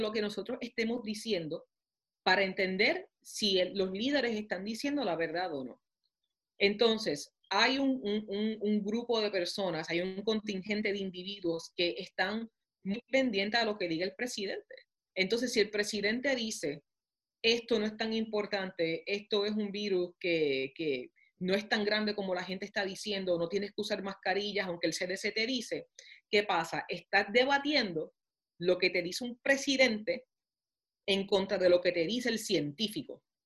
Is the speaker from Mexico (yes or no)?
no; Puerto Rico; moved away as an adult; also born or lived in New York; now in Topeka, United States; borico, aunque naciera en la luna, me crié en Puerto Rico